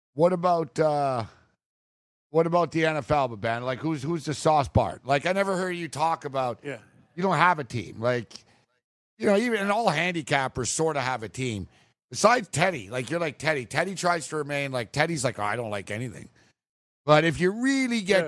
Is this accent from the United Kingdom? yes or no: no; Canada; I'm from Canada.